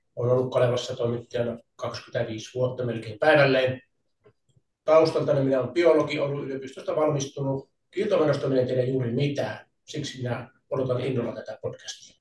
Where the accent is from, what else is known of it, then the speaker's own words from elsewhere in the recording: Rovaniemi, Lapland, Finland; minä olen Rovaniemeltä kotoisin ja minä en ole koskaan asunut Oulujoen eteläpuolella